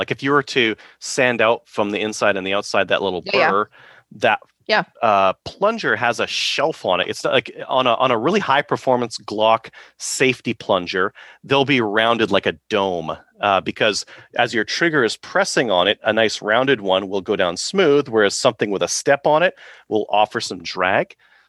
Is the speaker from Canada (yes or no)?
yes; Canada; he was dismissive of because I'm a Canadian.